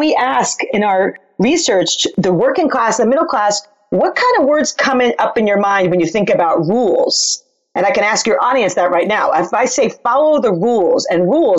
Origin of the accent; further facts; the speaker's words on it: New York, United States; I'm from New York